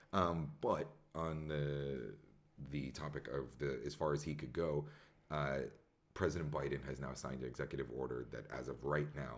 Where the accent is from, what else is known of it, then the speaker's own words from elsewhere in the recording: New York City, New York, United States; moved away; as a New Yorker